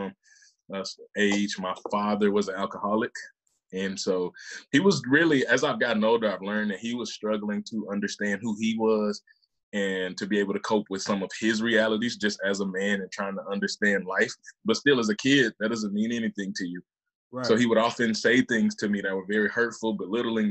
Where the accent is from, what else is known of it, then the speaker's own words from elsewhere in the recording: Mississippi, United States; also born or lived in Memphis, Tennessee; born in Memphis, raised in Mississippi